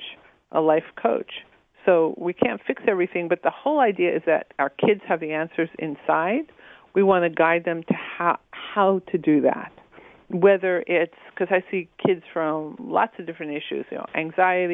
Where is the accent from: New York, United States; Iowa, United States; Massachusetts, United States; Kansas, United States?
New York, United States; I grew up in New York